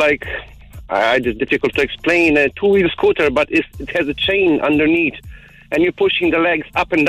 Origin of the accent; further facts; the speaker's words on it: Poland; now in Ireland; I'm from Poland.